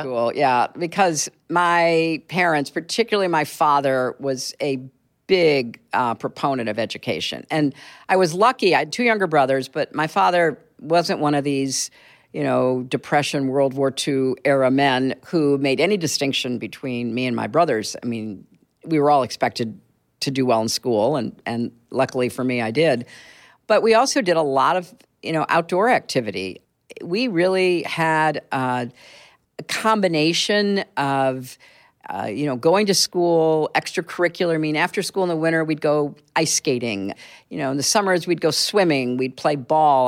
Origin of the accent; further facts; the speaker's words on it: Chicago, Illinois, United States; also born or lived in Boston / Connecticut / Washington; now in New York, United States; I grew up in Chicago, in the suburbs there